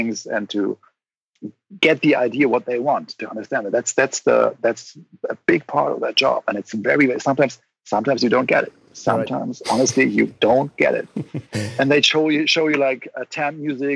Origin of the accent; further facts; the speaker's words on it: Rhine-Main area near Mainz, Rhineland-Palatinate, Germany; moved away as an adult; now in Berlin, Germany; I grew up in the Rhine-Main area near Mainz, Germany